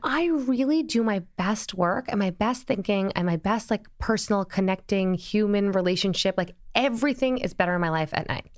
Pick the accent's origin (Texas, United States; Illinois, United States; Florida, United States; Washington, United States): Illinois, United States; Springfield; now in New York, United States; born in Springfield, Illinois